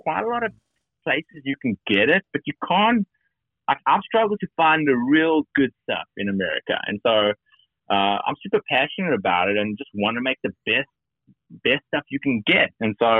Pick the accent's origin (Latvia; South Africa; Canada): South Africa; moved away as an adult; now in United States; I was born and raised in South Africa and came here for college when I was 18.